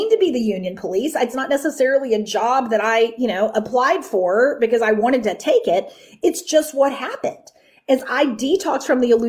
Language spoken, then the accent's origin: English; Texas, United States; I grew up in the Bible Belt, right? I grew up in Texas.